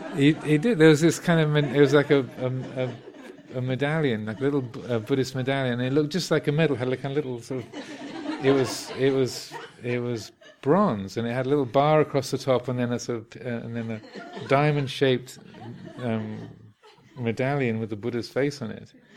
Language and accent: English; Kent, South East England, United Kingdom; where I grew up in Kent